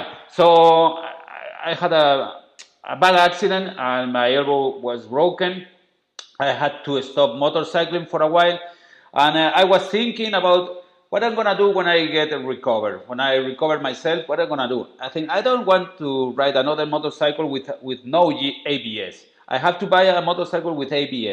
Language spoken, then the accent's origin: English; Spain; accent: very Spanish strong accent; English is a second language; But my accent, I know it's terrible. It's a very Spanish strong accent